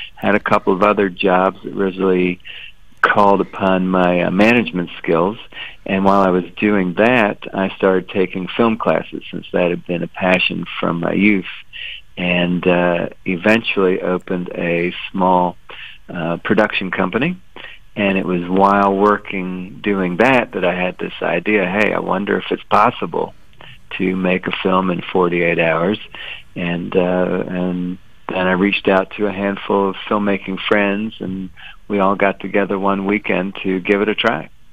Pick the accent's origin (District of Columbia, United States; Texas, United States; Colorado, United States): District of Columbia, United States; Washington; I grew up in Washington